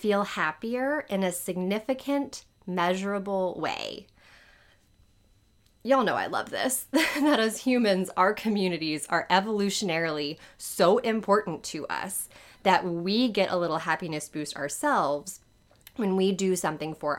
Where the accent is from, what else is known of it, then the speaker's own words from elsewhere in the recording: New Orleans, Louisiana, United States; I live in New Orleans. This is where I was born and raised. I am a proud New Orleanian